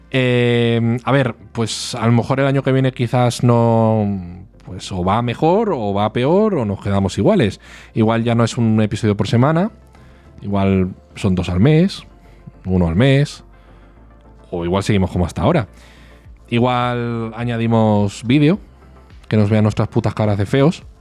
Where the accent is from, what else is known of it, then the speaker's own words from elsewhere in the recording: Málaga, Andalusia, Spain; Una frase, porque soy andaluz. Me acuerdo de una frase. … soy de Málaga.